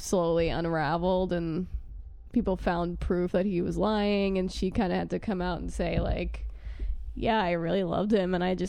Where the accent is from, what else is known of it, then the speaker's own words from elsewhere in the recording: New York, United States; I'm from New York